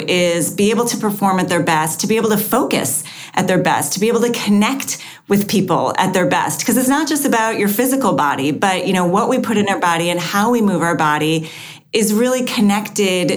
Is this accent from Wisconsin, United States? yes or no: yes; Wisconsin, United States; moved away; also born or lived in Florida; I grew up in Wisconsin